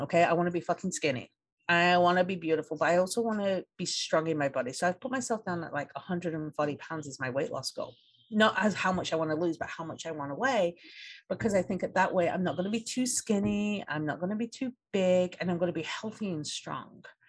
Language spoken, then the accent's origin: English; England, United Kingdom; moved away as an adult; now in United States; I grew up in England